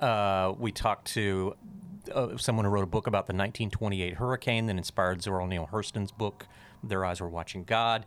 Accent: Pensacola, Florida, United States; also born or lived in Alabama; my hometown of Pensacola

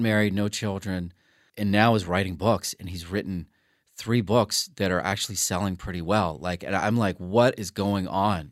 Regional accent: New Orleans, Louisiana, United States; moved away; being from Louisiana 'cause it just made it feel more real, and I feel like my accent, I, I, you know, I just had that in my blood

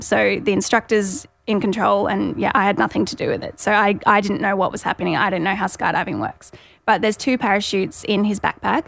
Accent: Gold Coast, Queensland, Australia; I'm from the Goldie, twenty-seven years old

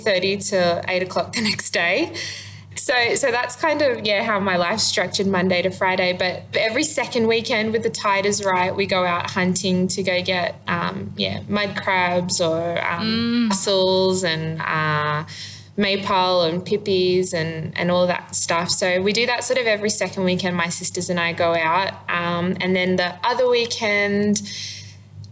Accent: Milingimbi, Northern Territory, Australia; in order to move back home, my trade is what I call it, is a high school teacher

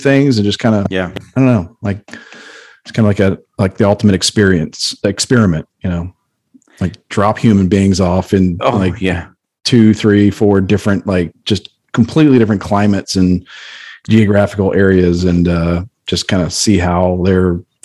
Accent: United States; growing up in America

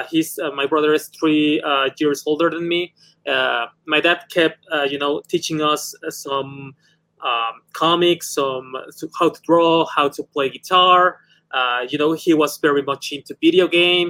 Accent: Mexico City, Mexico; I'm from Mexico City

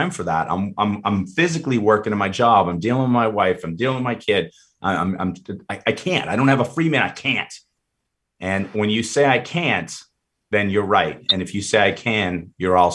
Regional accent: Boston, Massachusetts, United States; moved away; I grew up in Boston

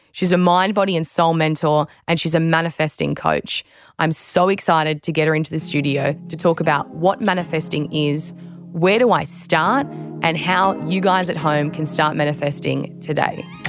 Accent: Australia

